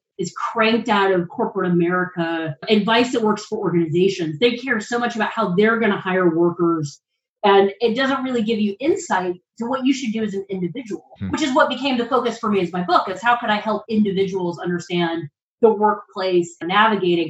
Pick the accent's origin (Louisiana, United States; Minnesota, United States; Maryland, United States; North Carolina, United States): North Carolina, United States; moved away as an adult; now in Washington, D.C., United States; I'm from North Carolina. I spent most of my adult life here until about 5 years ago, and I moved to Washington, D.C.